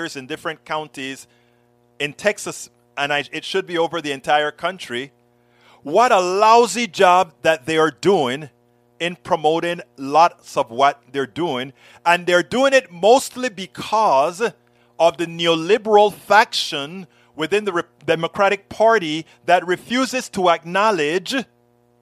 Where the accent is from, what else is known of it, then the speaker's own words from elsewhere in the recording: Panama; now in United States; one of the guys that I grew up with back in Panama, another Panamanian